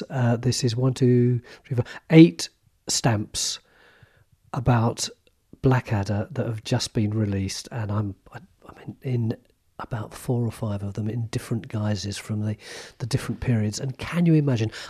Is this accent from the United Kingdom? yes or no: yes; London, United Kingdom; my mum have always done all our lives is put on a posh voice to try and obscure the fact that we came from East London.